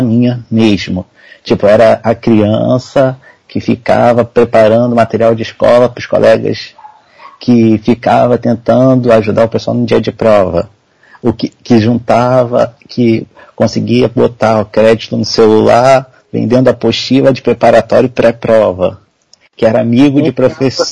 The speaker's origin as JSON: {"language": "Portuguese", "town": "Nova Iguaçu", "region": "Rio de Janeiro", "country": "Brazil", "tie": "born or raised there", "said": "eu sou de Nova Iguaçu, Rio de Janeiro, Baixada Fluminense, para quem conhece, praticamente capital da Baixada"}